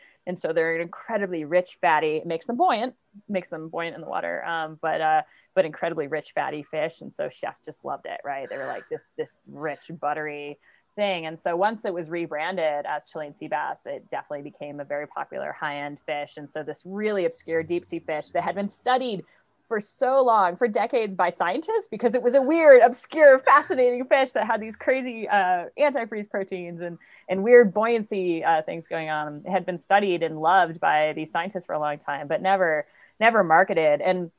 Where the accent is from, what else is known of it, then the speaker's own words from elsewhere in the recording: New England, United States; I grew up in New England. I saw the decline of cod. I live in California. I've seen the destruction of the fisheries here.